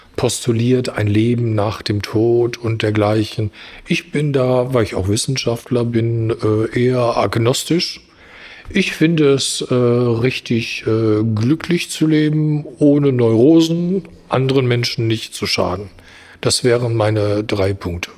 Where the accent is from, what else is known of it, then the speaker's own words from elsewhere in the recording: Germany; wir als Deutsche